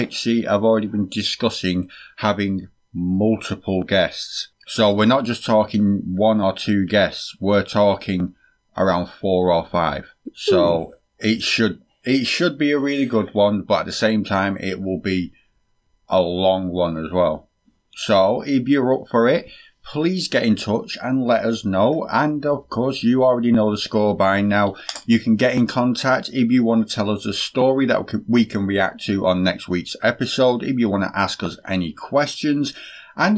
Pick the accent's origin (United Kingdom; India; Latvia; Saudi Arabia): United Kingdom; we are British